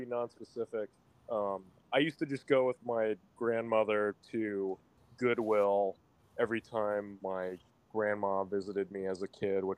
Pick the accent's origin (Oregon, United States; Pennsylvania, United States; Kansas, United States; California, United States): California, United States; Redondo Beach; I'm from Redondo Beach, California. It's like not like a small town, but it's basically like a suburb of Los Angeles in the South Bay.